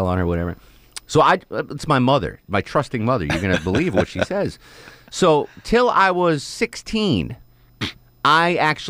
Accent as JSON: {"language": "English", "region": "New England", "country": "United States", "tie": "born or raised there", "said": "So when I was a kid growing up in New England, we used to go on vacation to Maine."}